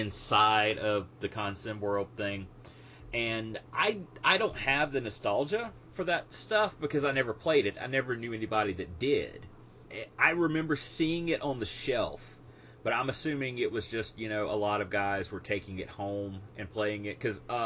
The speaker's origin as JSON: {"language": "English", "area": "near Hattiesburg", "region": "Mississippi", "country": "United States", "tie": "born or raised there"}